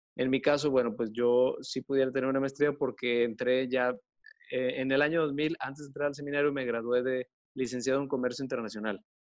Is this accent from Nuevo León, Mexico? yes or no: yes; Monterrey, Nuevo León, Mexico; soy de aquí de Monterrey y soy sacerdote católico